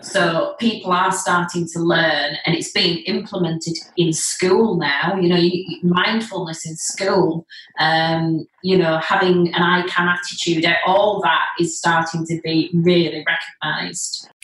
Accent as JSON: {"language": "English", "town": "Leeds", "region": "Yorkshire and the Humber", "country": "United Kingdom", "said": "I'm from Leeds, live in Leeds still"}